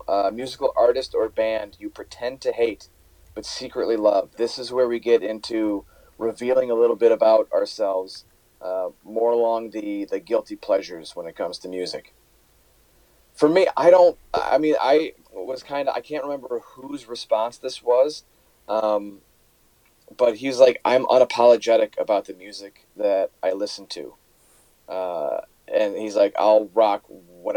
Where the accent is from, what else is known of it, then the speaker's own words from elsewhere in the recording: Hometown, Illinois, United States; also born or lived in Berwyn, Illinois; now in Traverse City, United States; Hometown Illinois is actually my hometown. That's where I was. That's where I grew up